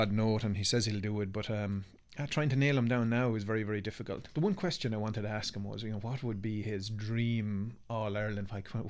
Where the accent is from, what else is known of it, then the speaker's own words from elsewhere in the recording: Canada; Although I am a Canadian as well.